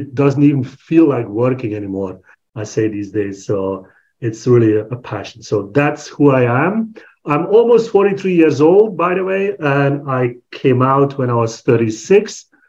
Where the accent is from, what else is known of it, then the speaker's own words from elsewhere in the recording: Belgium; I'm from Belgium, born and raised in Belgium